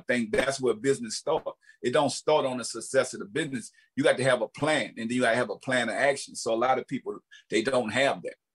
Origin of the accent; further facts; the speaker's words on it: the South, United States; I'm from the South. We all look alike.